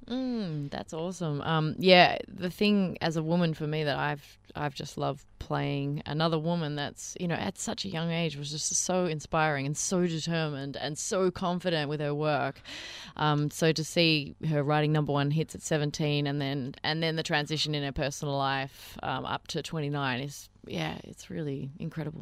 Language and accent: English; Melbourne, Victoria, Australia; Melbourne's my hometown